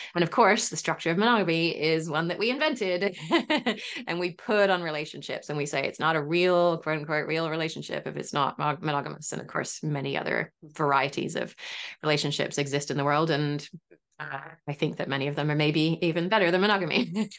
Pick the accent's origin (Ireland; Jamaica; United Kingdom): United Kingdom; England; moved away; I am English originally